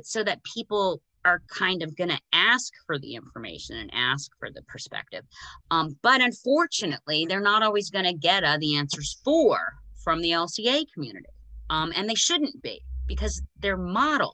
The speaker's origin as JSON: {"language": "English", "country": "United States", "said": "as an American"}